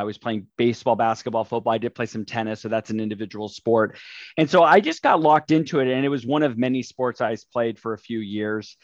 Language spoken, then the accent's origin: English; Burbank, California, United States; I've been born and raised in the Los Angeles area here, Burbank, California